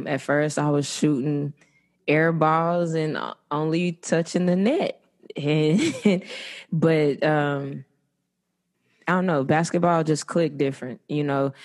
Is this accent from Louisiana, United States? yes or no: yes; Bogalusa, Louisiana, United States; now in Dallas, United States; I live in Dallas, but I'm from Louisiana, Bogalusa